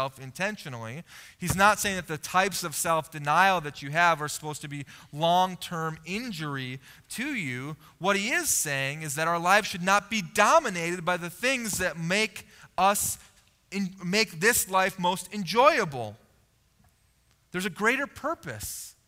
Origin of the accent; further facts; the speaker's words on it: United States; as an American living in the late 1900s and early 2000s